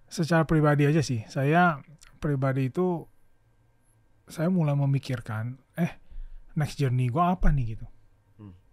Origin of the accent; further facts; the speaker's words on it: Pontianak, West Kalimantan, Indonesia; moved away as an adult; also born or lived in Yogyakarta / Jakarta; saya dari TK SD SMP SMA di Pontianak